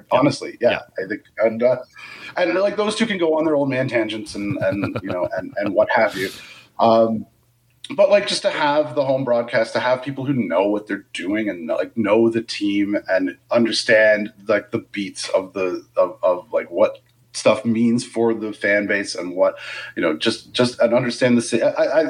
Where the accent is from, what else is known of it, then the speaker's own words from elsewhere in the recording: Canada; I think a lot of fans are like, it's October and we're from Canada.